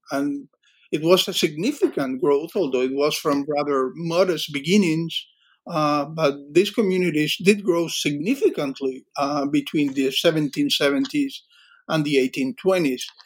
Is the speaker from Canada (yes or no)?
no; Cuba; moved away; I grew up in in in Cuba